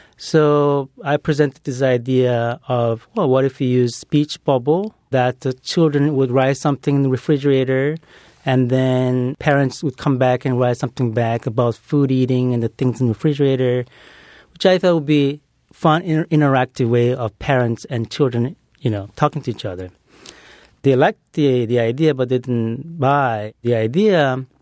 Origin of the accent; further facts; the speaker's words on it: Brazil; moved away; growing up in Brazil